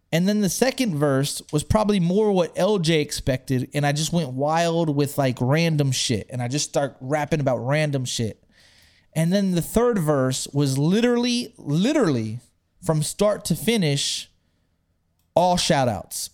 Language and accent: English; Texas, United States; I'm from Texas